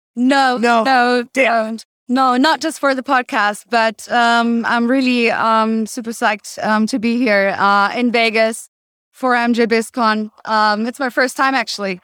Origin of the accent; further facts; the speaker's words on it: Cologne, North Rhine-Westphalia, Germany; now in Berlin, Germany; I'm personally from Cologne